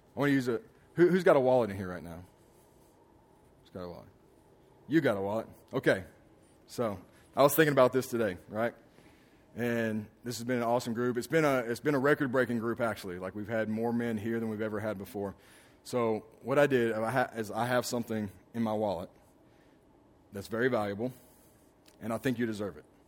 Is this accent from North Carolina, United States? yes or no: no; Alabama, United States; moved away; also born or lived in Houston; I remember growing up in Alabama, in this small town that we lived